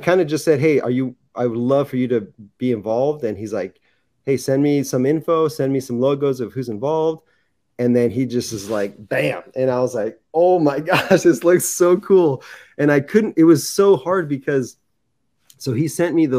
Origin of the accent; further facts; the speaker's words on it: San Clemente, California, United States; I grew up in San Clemente. It's Orange County, right by the beach